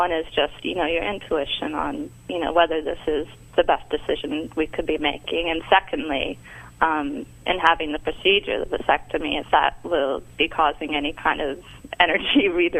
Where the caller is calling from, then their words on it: Washington, United States; I'm calling from Washington State.